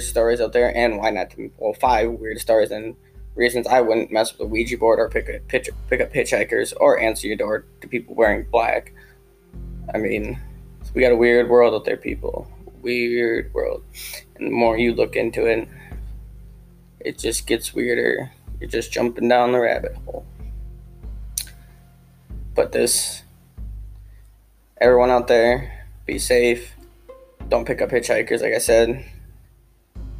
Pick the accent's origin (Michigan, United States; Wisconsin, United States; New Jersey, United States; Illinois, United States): Wisconsin, United States; I'm from Wisconsin